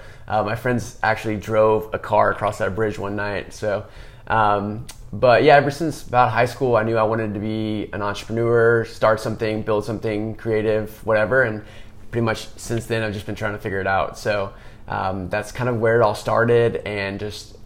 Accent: Austin, Texas, United States; growing up in Austin

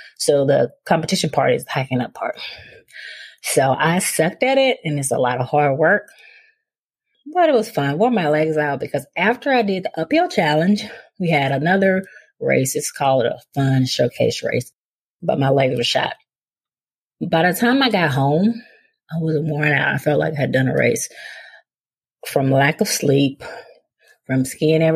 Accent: Mississippi, United States; moved away as an adult; also born or lived in Charlotte, North Carolina; growing up in Mississippi, which is where I'm from

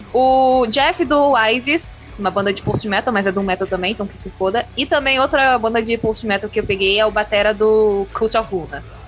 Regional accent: Brazil

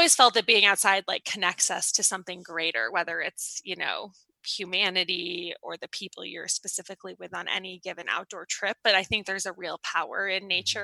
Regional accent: Boulder, Colorado, United States; moved away as an adult; also born or lived in Boston, Massachusetts; I grew up in Boulder, Colorado

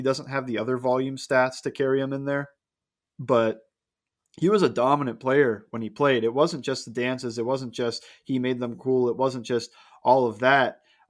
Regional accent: United States; I grew up in Pittsburgh Browns territory

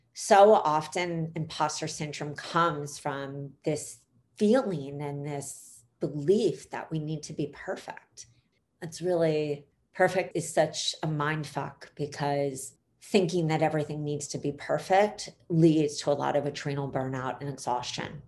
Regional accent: Philadelphia, Pennsylvania, United States; in Philly, which is where I grew up on Broad Street

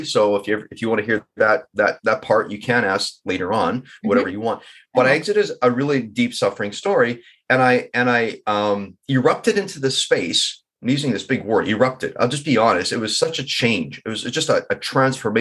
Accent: Vancouver, British Columbia, Canada; I'm from Vancouver

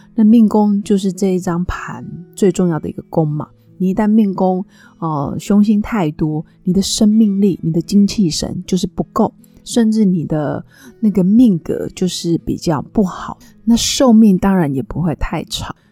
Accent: Nantou County, Taiwan; 我的老家是在南投镇阳

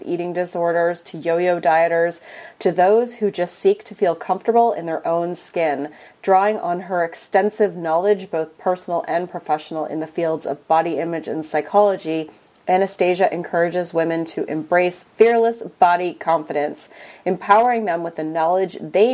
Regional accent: Canada; I'm Canadian, we have our own dialect too

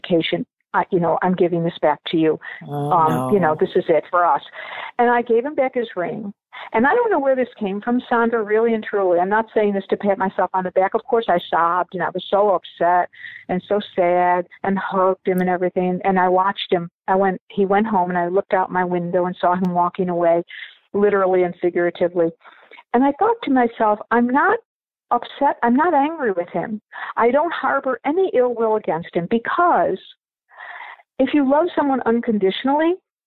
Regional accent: Buffalo, New York, United States; born or raised there; also born or lived in Dublin, Ireland

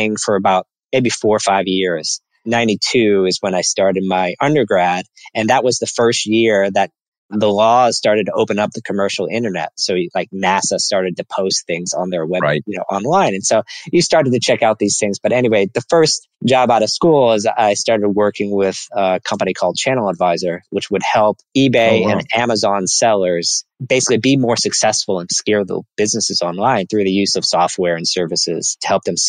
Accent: New Orleans, Louisiana, United States; moved away as an adult; also born or lived in Nashville, Tennessee; I grew up in New Orleans, Louisiana. So I'm from the South.

